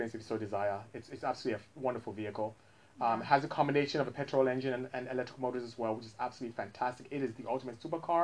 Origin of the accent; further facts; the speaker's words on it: Nigeria; moved away; I was growing up in Nigeria